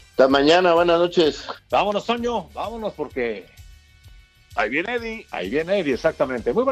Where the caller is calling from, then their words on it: Puerto Vallarta, Jalisco, Mexico; de Puerto Vallarta.